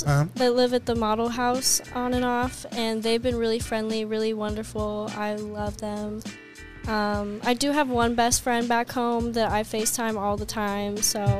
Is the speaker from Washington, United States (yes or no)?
yes; Washington, United States; moved away; also born or lived in California; I'm from Washington